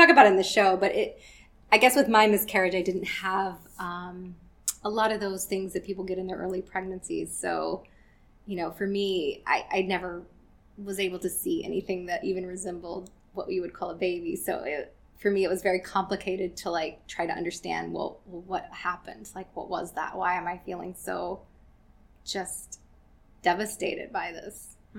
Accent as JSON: {"language": "English", "region": "the South", "country": "United States", "said": "I also wanted to come back kind of to my roots. Like, I am from the South"}